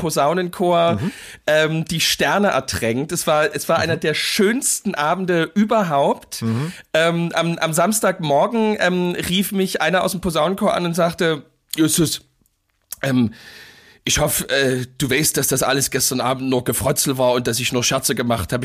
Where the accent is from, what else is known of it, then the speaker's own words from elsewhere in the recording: East Germany, Germany; bei uns in Ostdeutschland